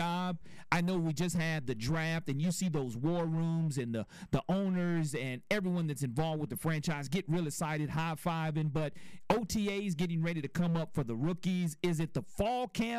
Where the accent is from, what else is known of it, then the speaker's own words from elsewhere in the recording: Mobile, Alabama, United States; I grew up in the South Alabama program